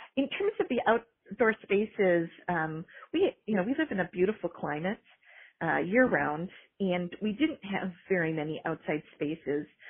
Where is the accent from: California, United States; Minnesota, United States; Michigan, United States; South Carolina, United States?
Minnesota, United States; moved away; I was raised in Minnesota and was a library director for 12 years in Minnesota